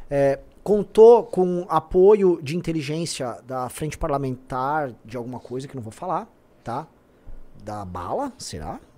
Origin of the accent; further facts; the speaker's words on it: São Paulo, Brazil; Eu, eu nasci na Vila Prudente e morei na Moca até os 10 anos de, 8 anos, até os 8 anos de idade.